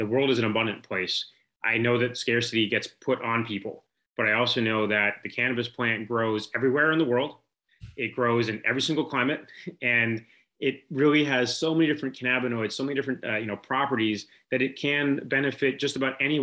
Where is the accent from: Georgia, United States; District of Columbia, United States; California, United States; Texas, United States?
California, United States; San Francisco; growing up in San Francisco